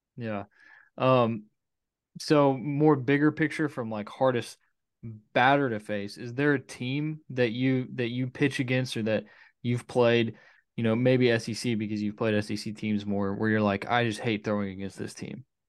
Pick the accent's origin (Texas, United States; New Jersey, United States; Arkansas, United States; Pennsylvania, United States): Arkansas, United States; Conway; I'm from Conway